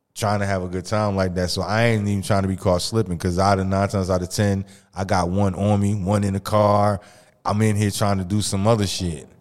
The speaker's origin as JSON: {"language": "English", "region": "Mississippi", "country": "United States", "also_born_or_lived": "East Orange, New Jersey", "moved": "yes", "lives_now": "New Jersey, United States", "said": "I'm originally from Mississippi"}